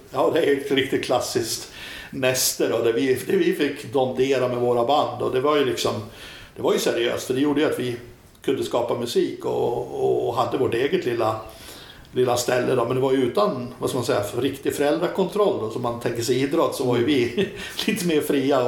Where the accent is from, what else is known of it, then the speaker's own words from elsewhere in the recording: Fagersta, Västmanland, Sweden; moved away as an adult; also born or lived in Köping / Surahammar / Örebro; jag är uppvuxen, uppvuxen i Fagersta